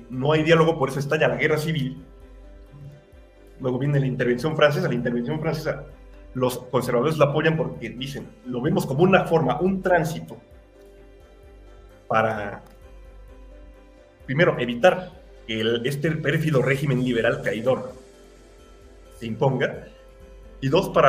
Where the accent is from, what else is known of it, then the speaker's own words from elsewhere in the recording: Mexico; Porque atentan contra lo único que nos une como mexicanos. Somos un país enorme.